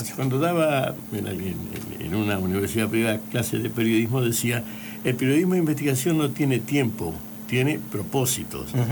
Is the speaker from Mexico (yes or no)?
no; Barrancas, Santa Fe, Argentina; moved away; also born or lived in Puerto Gaboto; Yo soy nacido y criado, no, soy nacido en Barrancas